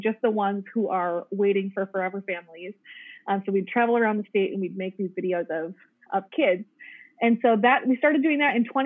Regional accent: Minnesota, United States; I'm from Minnesota

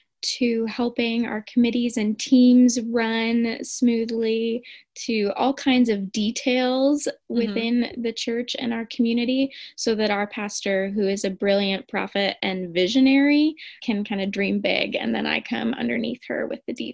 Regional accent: Geneva, Illinois, United States; moved away as an adult; also born or lived in Dominican Republic; now in Holland, United States; I'm originally from Geneva, Illinois, but I currently live in Holland, Michigan. I grew up in Geneva

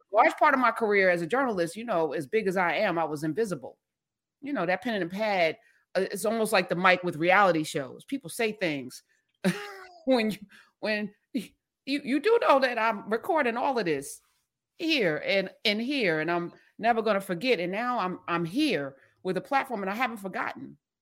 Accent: East Orange, New Jersey, United States; East Orange, my hometown

